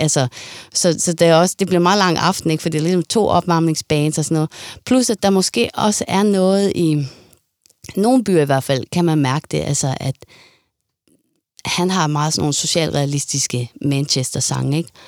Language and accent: Danish; Denmark